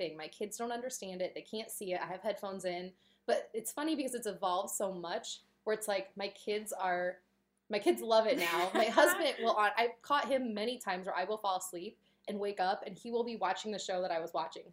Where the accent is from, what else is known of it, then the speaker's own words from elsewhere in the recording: United States; we're from America